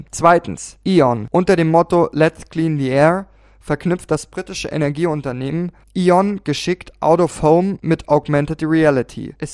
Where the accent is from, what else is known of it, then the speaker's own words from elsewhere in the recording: Austria; Als Österreicher habe ich eine sehr spezielle Beziehung zu Plakaten, denn in kaum einem anderen Land ist die Plakatdichte dermaßen hoch.